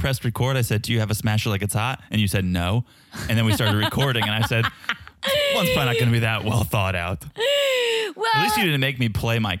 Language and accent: English; Czechia; accent: Czech; English is a second language; So if it sounds a little bit different, yes, it's my Czech accent, but it's also probably the acoustics of this room.